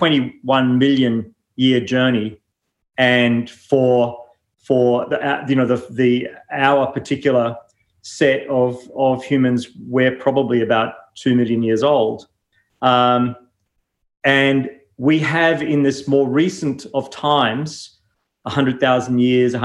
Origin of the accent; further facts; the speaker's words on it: New Zealand; moved away as an adult; now in Melbourne, Australia; I grew up in New Zealand and then came here broadly to study architecture